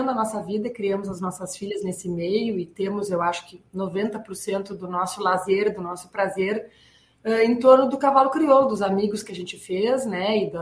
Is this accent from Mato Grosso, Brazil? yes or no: no; Bagé, Rio Grande do Sul, Brazil; Ah, eu nasci em Bagé, meu pai é veterinário, é, sempre foi pesquisador da Embrapa e eu nasci e cresci dentro da Embrapa. Eu morei na Embrapa ali em Bagé até ter 17